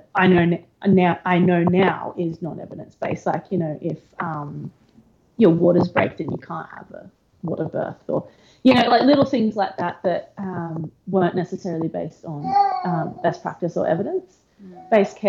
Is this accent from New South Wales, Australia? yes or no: no; Gold Coast, Queensland, Australia; I grew up on the Gold Coast